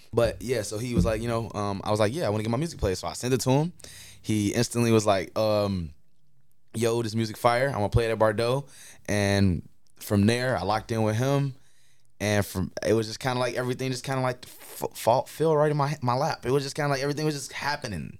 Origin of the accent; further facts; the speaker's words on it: Chicago, Illinois, United States; moved away as an adult; now in Iowa City, United States; I'm from Chicago, Illinois. Uh, I just, I, I, uh, tell everybody, you know, I'm an Iowa artist, but I am from Chicago. Um, I, I spent nineteen years of my life there